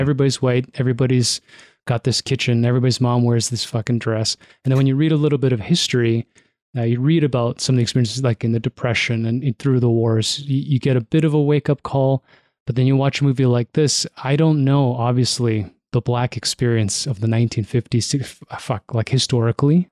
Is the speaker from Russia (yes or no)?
no; Toronto, Ontario, Canada; Growing up in Toronto